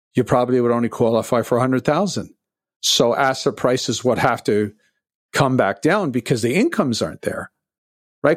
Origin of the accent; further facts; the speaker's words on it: Toronto, Ontario, Canada; I'm from Toronto, and, uh, I was working a, as a busboy in nineteen seventy-six as a teenager